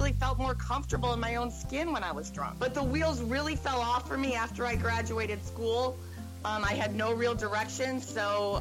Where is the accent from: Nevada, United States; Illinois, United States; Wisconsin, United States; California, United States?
Illinois, United States; Lake Forest; I was born and raised in Lake Forest, Illinois